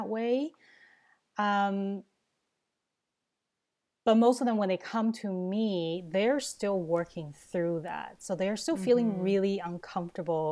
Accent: Taiwan; now in Canada; I grew up in Taiwan, that's in Asia

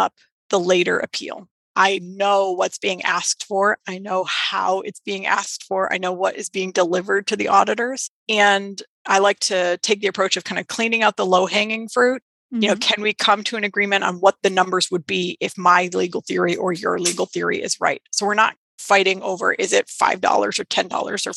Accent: Maine, United States; Maine, my home state

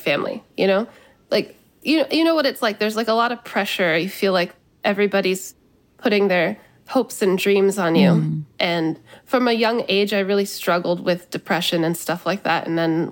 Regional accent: United States; also born or lived in California; now in New York, United States; growing up in this country

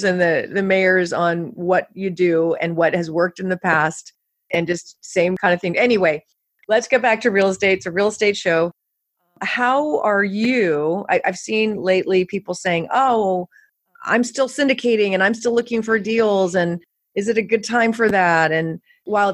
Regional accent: California, United States; I grew up in California

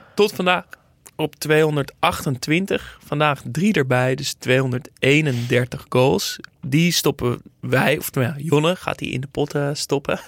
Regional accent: Netherlands; als Nederlander

